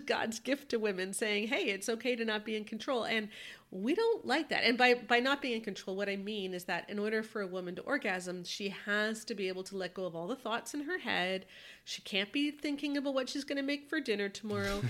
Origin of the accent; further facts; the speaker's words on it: Canada; speaking as a Canadian